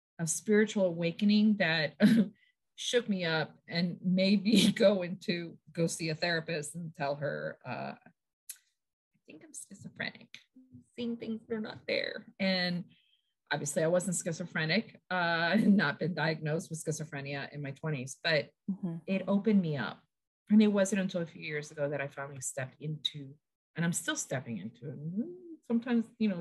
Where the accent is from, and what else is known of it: Hollywood, Florida, United States; born or raised there; also born or lived in Puerto Rico